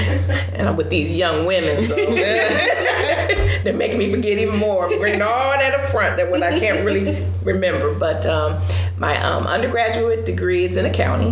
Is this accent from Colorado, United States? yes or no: no; Detroit, Michigan, United States; I'm definitely a Detroit native, born and raised in Detroit